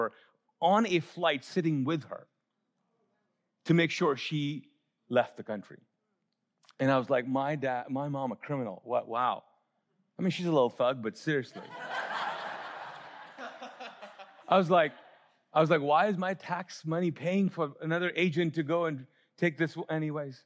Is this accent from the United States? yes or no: no; Pakistan; moved away; as a Pakistani, I can't go to India even now